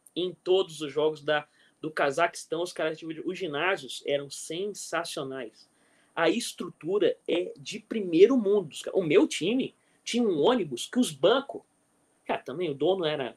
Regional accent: Brazil; eu sou do Brasil

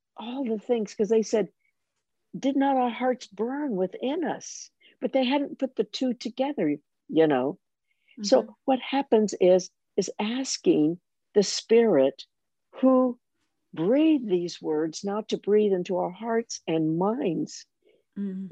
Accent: United States; moved away; as an American

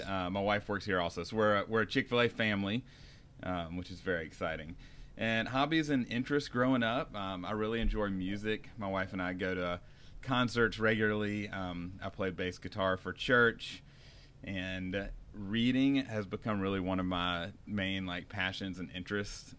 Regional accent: North Carolina, United States; moved away as an adult; now in California, United States; I'm from North Carolina, and I grew up there

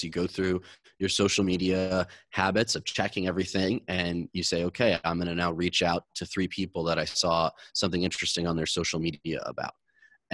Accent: Michigan, United States; now in Los Angeles, United States; I grew up in Michigan. I live in LA now.

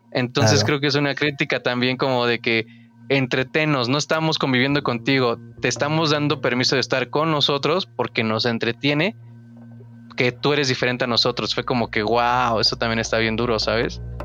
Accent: Mexico; como consumidores mexicanos

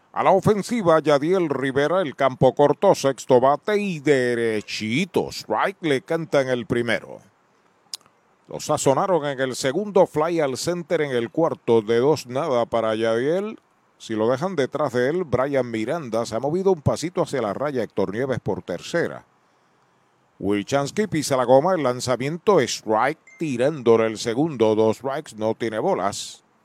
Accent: Puerto Rico; Quebradillas ah. porque es colindante con mi pueblo

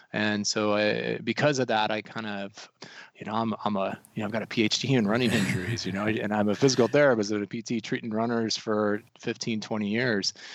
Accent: Colorado, United States; also born or lived in North Carolina; now in Missoula, United States; I'm actually originally from the mountains. I'm from Colorado

